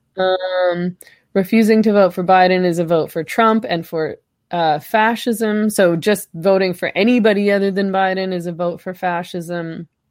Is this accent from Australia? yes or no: no; Canada; I'm Canadian